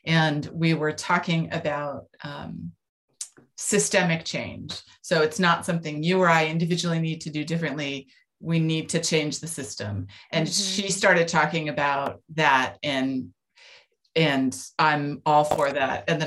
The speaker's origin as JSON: {"language": "English", "region": "California", "country": "United States", "tie": "born or raised there", "said": "I grew up in California"}